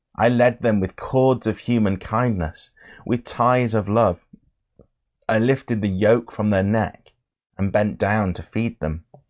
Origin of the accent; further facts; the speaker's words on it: England, United Kingdom; I'm from England